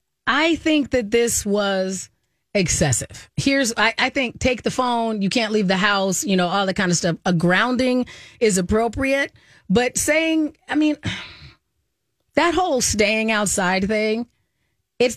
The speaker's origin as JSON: {"language": "English", "region": "Arizona", "country": "United States", "tie": "born or raised there", "said": "when I was growing up in Arizona"}